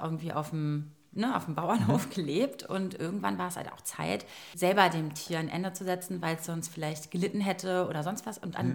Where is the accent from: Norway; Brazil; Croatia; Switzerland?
Croatia; now in Berlin, Germany; Bei uns in Kroatien